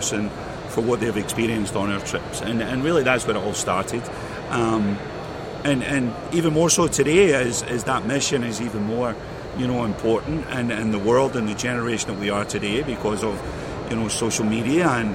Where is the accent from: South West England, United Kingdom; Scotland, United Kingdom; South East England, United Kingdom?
Scotland, United Kingdom; Glasgow; moved away; I grew up in Glasgow, Scotland. You know, I spent majority of my life there